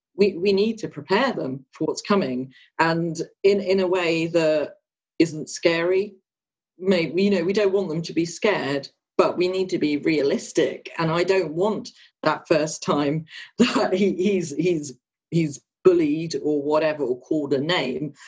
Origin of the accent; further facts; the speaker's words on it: Luton area, East of England, United Kingdom; I was born here um, and live not too far from where I was born in Luton now